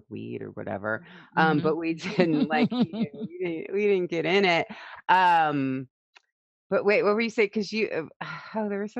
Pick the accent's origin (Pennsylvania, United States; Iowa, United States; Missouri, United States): Missouri, United States; St. Louis; I grew up in St. Louis, Missouri, and a little bit rural when I was young, outside of St. Louis, Missouri, south of there.